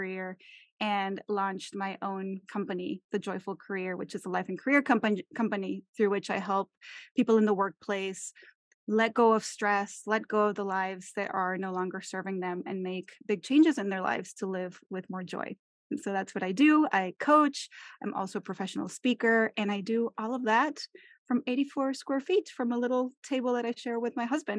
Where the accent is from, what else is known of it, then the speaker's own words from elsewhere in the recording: Mexico; English is a second language; I am originally from Mexico, from where you are, Marisol. I was born in Mexico City and then raised throughout all different parts of Mexico. I lived in, I think it's seven different cities throughout my upbringing